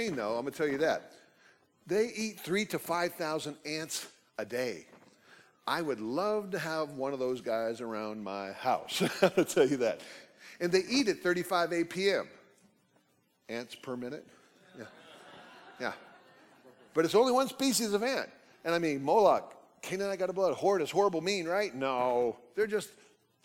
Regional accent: United States; also born or lived in Oklahoma; I grew up in Texas, Oklahoma, off and on

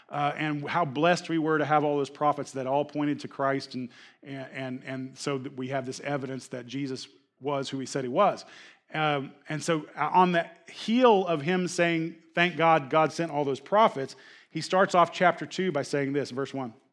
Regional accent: Oklahoma, United States; my attitude was like I came from Oklahoma. We have every type of weather and it changes every hour.

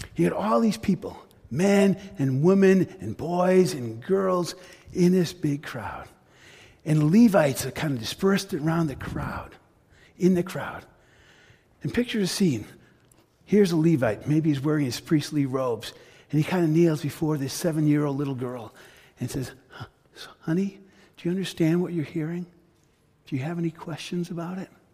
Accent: United States; I was raised in an immigrant family. Parents came to the U.S. from Greece.

